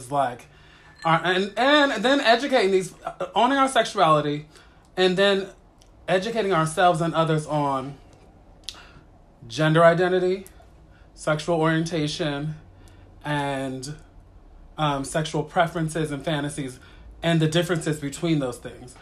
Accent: East Coast, United States; I was born on the East Coast

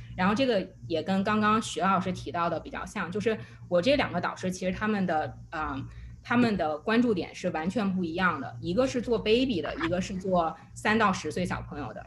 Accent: China; moved away; 我中国人的 identity

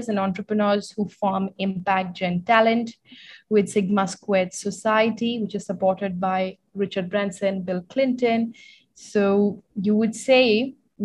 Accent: New Delhi, Delhi, India; also born or lived in London, United Kingdom; I was born and brought up in New Delhi.

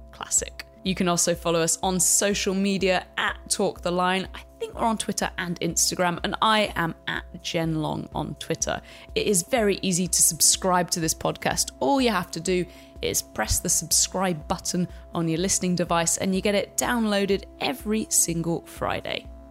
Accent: United Kingdom; as a Brit

